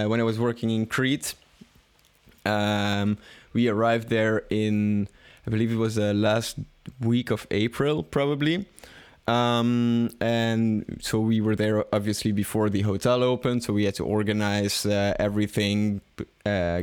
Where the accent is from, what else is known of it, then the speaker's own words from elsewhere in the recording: Belgium; I don't really feel such a strong connection with Belgium. Of course, I'm happy living here